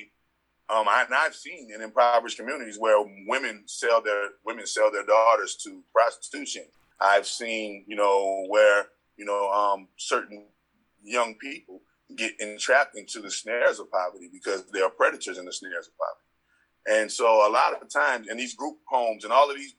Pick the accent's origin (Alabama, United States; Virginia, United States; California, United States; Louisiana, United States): Louisiana, United States; New Orleans; also born or lived in Las Vegas, Nevada; the street that I grew up in on the West Bank of New Orleans